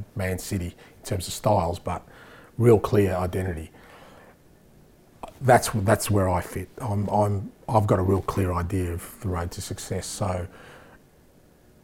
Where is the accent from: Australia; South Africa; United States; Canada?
Australia; moved away as an adult; now in Scotland; we grew up in Australia where we fell in love with this game